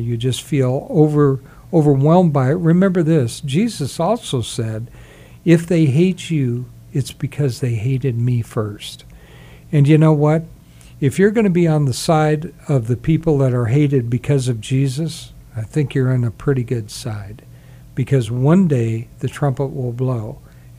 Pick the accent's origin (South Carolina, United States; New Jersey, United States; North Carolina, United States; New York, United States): South Carolina, United States; I was actually born in South Carolina